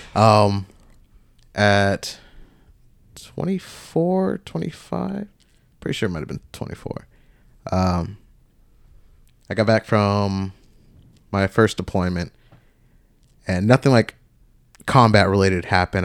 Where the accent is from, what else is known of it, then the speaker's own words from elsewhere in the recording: Georgia, United States; moved away as an adult; also born or lived in Tennessee; back down to Georgia, my hometown.